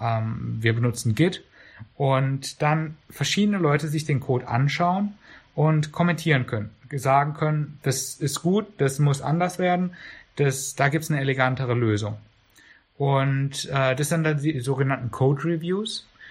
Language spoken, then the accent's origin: German; Karlsruhe, Baden-Württemberg, Germany; ich bin in Karlsruhe geboren und groß geworden